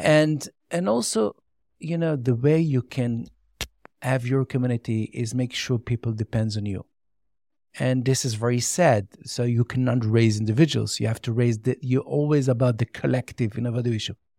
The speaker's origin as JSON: {"language": "English", "town": "Jerusalem", "region": "Jerusalem District", "country": "Israel", "tie": "born or raised there", "first_language": "Yiddish", "second_language": "English", "said": "I grew up in Meashe Harim, and I didn't know even Hebrew until the age of twenty. I speak only Yiddish."}